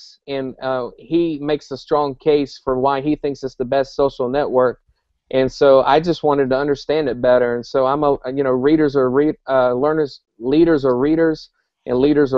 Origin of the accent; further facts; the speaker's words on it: South Carolina, United States; moved away as an adult; now in Joplin, Missouri, United States; I'm born and raised in South Carolina.